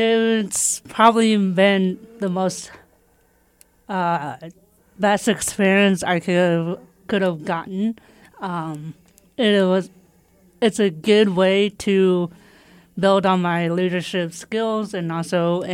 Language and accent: English; Shawnee, Kansas, United States; Where are you from? Shawnee, Kansas. It is about a 75-minute drive.